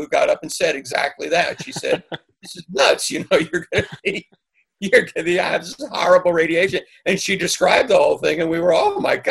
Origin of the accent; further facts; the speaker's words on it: New York, United States; I grew up in New York